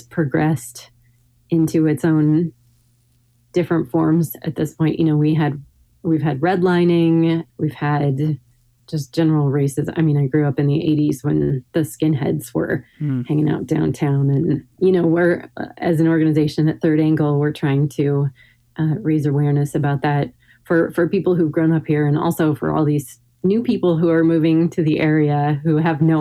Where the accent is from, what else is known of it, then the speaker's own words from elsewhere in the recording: Hillsboro, Oregon, United States; now in Portland, United States; growing up in Hillsborough, you know, which is, I think, 20 miles west